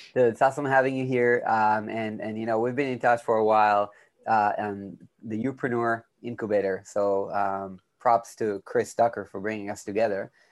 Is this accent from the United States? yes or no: no; Israel; I'm from Israel